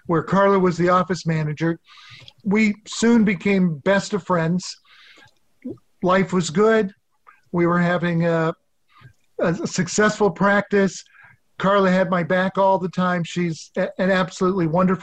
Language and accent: English; Nebraska, United States; also born or lived in Boston; now in Ohio, United States; I was originally from Nebraska. Ended up in Ohio